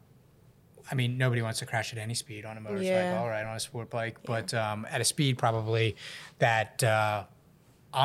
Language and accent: English; Philadelphia, Pennsylvania, United States; I'm just like Philly through and through